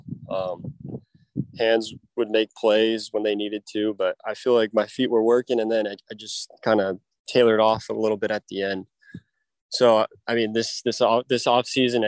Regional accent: San Diego, California, United States; I grew up in California, San Diego, so kind of that beach guy

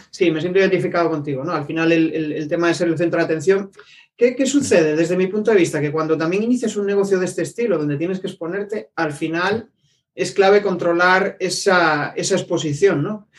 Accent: Vigo, Galicia, Spain; yo soy de Vigo

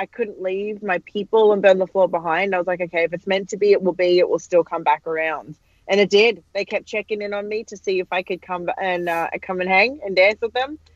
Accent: Australia; moved away as an adult; I'm Australian

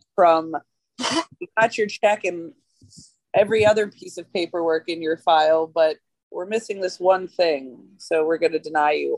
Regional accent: Georgia, United States; also born or lived in Philadelphia / Oklahoma; I'm from Georgia. Like I I'm, I grew here, but uh, I moved to Philadelphia.

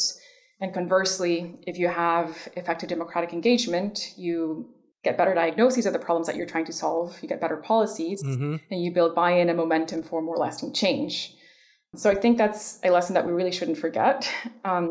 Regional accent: Ecuador; moved away; I grew up in Ecuador at the height of neoliberalism in the 90s

